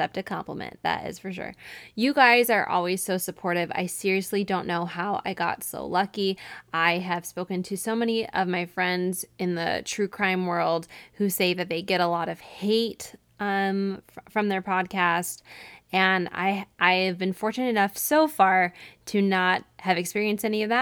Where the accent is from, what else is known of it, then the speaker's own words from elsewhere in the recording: Syracuse, New York, United States; moved away; my hometown of Syracuse, New York